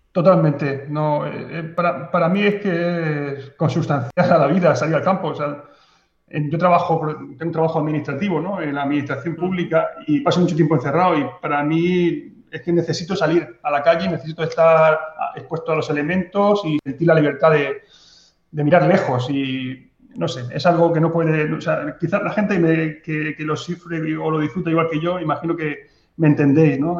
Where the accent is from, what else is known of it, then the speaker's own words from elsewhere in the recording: Mazarrón, Region of Murcia, Spain; ha sido mi pueblo lo que me ha llevado a hacer fotos